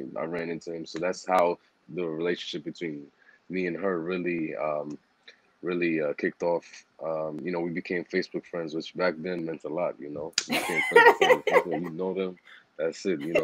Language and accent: English; New York City, New York, United States; I grew up in Harlem